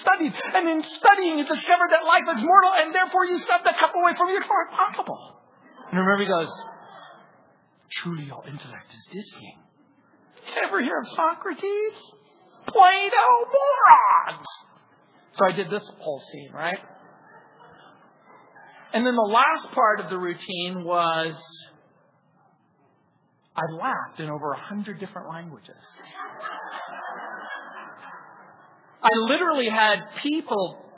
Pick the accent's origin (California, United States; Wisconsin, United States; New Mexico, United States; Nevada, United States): California, United States; Southern; growing up in Southern California